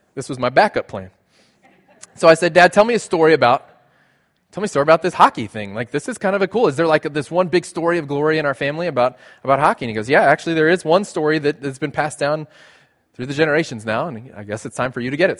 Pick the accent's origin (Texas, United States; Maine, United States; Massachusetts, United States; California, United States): Texas, United States; South; moved away; I grew up in South Texas.